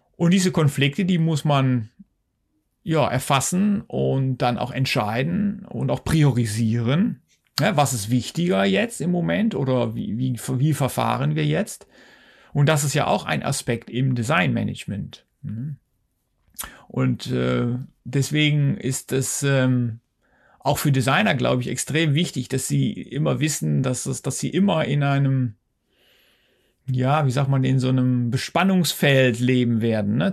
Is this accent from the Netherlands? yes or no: yes; Netherlands; also born or lived in Wuppertal, Germany; now in Switzerland; Ich bin Niederländer, ich komme ja aus den Niederlanden